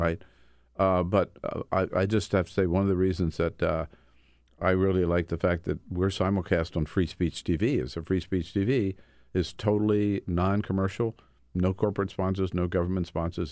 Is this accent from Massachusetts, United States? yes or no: no; Delaware, United States; moved away; also born or lived in California; Grew up in Delaware